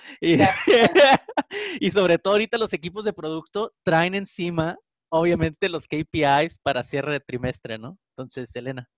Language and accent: Spanish; Tijuana, Baja California, Mexico; soy de Tijuana, entonces yo me aviento los Spanglish aquí